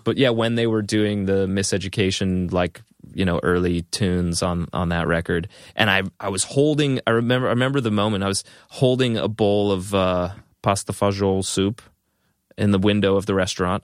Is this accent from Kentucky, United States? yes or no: no; Long Island, New York, United States; also born or lived in Boston; growing up on Long Island